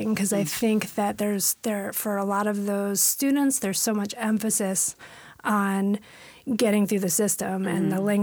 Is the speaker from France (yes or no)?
no; San Francisco, California, United States; moved away as an adult; now in Washington, United States; being born and raised in San Francisco